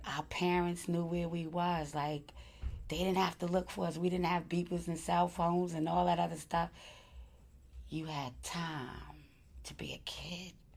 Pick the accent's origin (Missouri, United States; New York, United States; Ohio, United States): New York, United States; New York City; I grew up in Crown Heights for the best part of my life